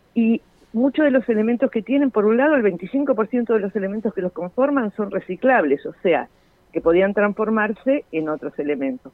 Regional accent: Argentina; como argentinos

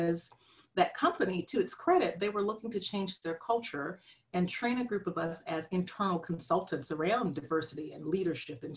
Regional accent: Flint, Michigan, United States; I am from Flint, Michigan

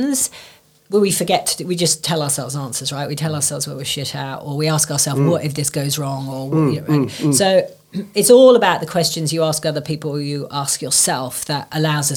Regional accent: England, United Kingdom; we're English

